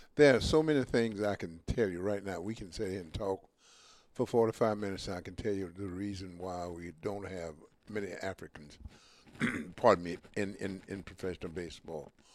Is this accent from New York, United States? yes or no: no; Mobile, Alabama, United States; when I grew up in Mobile, Alabama